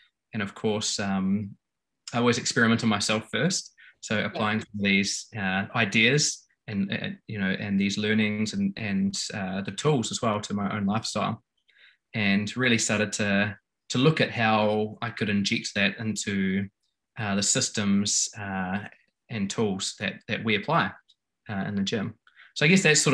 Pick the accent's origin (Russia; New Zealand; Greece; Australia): New Zealand; I grew up in New Zealand, playing all the New Zealand Kiwi sports